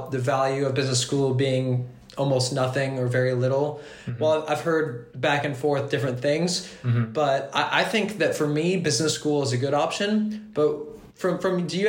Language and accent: English; Kentucky, United States; moved away as an adult; now in France; I come from Kentucky, and we don't have a lot of connections with the outside world